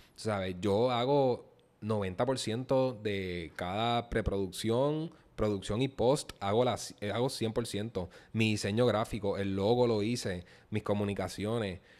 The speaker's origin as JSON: {"language": "Spanish", "country": "Puerto Rico", "said": "como puertorriqueño y creo en mi cultura"}